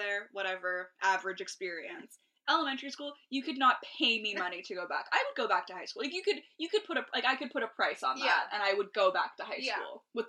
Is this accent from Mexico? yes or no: no; Toronto, Ontario, Canada; I was from Scarborough.